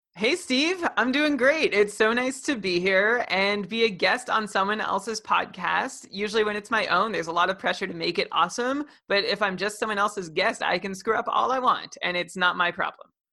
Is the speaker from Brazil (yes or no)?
no; Ottawa, Ontario, Canada; I'm from Ottawa